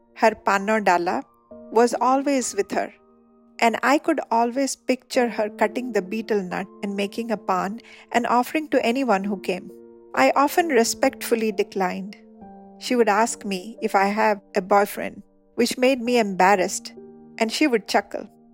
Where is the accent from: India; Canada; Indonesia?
India; Charbatia, Odisha; also born or lived in Paradip, Odisha; we came from Charbatia